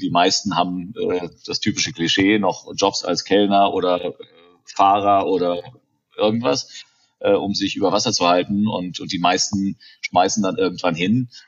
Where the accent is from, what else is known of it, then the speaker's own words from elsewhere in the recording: Germany; accent: German; moved away; mein deutscher Akzent